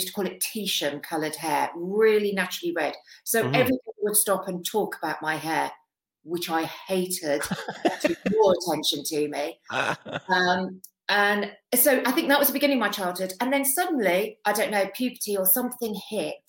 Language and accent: English; London, United Kingdom; accent: Cockney; moved away; also born or lived in United States; From London originally. Traveled all over the world, but London has always been my home